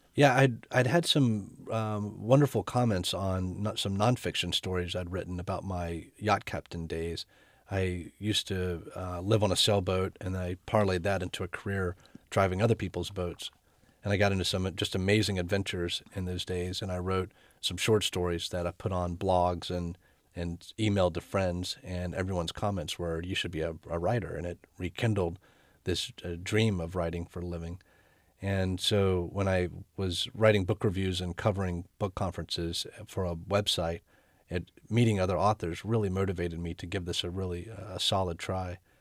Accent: North Carolina, United States; my home state, North Carolina

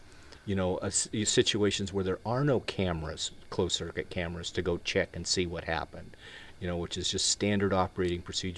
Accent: Wyoming, United States; the guy is a friend of mine that I grew up with in Wyoming

